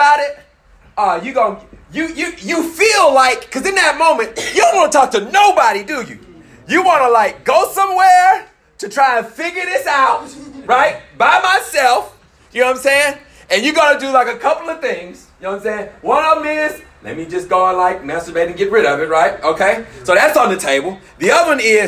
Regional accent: Memphis, Tennessee, United States; I know I'm from Memphis

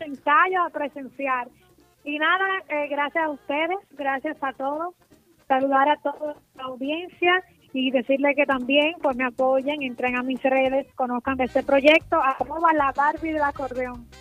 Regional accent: Santiago Rodríguez, Dominican Republic; mi provincia, que es Santiago Rodríguez

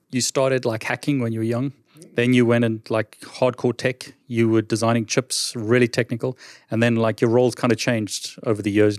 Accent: South Africa; I'm from South Africa

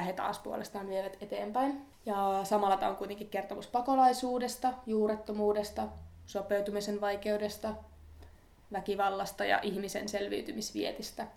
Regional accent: northern Finland, Finland; moved away; mistä mekin ollaan kotoisin pohjoisesta

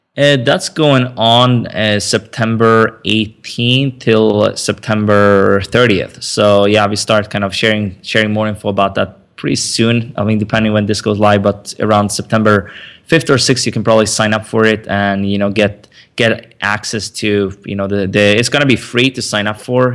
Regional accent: Sweden; also born or lived in Stockholm, Sweden; I grew up in Sweden

